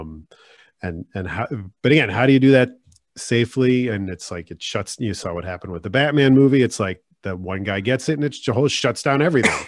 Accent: Silver Spring, Maryland, United States; now in California, United States; I'm from Maryland," and they go, "Like, Baltimore?" I'm like, "No, it's Silver Spring

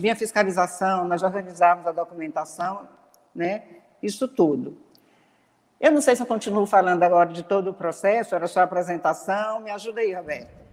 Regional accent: Tocantins, Brazil; also born or lived in Goiânia; now in Palmas, Brazil; eu sou daqui do Tocantins, morava num lugar que não tinha é, faculdade, então eu fui estudar em Goiânia

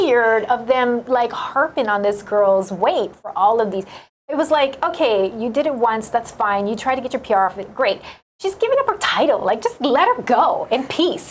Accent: Pearl City, Hawaii, United States; Born and raised in Pacific Palisades, uh, the Leeward

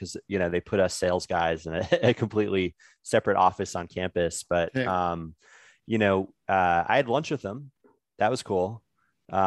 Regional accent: Chicago, Illinois, United States; I grew up in Chicago

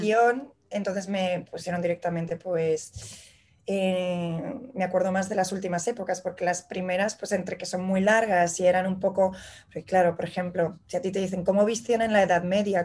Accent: Madrid, Community of Madrid, Spain; moved away as an adult; also born or lived in Barcelona; now in New York, United States; soy ilustradora, soy de Madrid, eh, me vine a vivir hace cinco años a Nueva York

